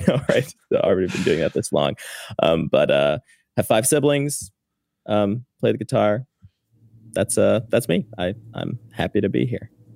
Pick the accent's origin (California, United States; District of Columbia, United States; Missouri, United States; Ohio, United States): Missouri, United States; St. Louis; moved away as an adult; now in Washington, D.C., United States; I'm from Saint Louis. I, uh, have lived in D C since twenty seventeen